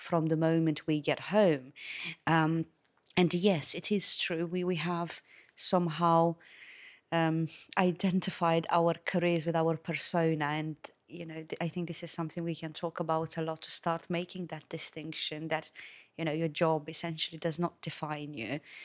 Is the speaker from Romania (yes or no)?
yes; Romania; also born or lived in London; now in Malta; originally from Romania